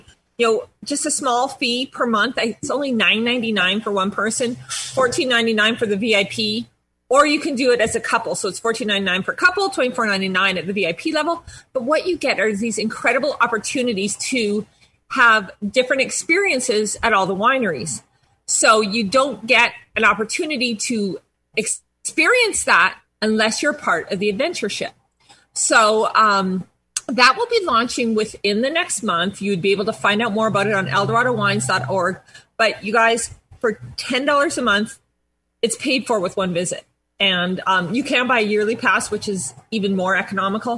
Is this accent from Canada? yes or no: yes; Canada; I'm Canadian